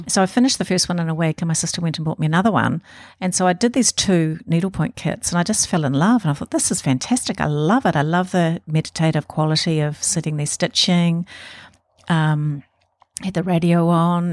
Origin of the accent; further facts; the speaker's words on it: Auckland, New Zealand; I was born in Auckland